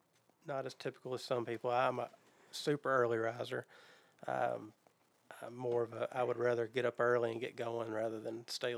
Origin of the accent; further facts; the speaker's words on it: Goodlettsville, Tennessee, United States; I am. I grew up in Goodlettsville.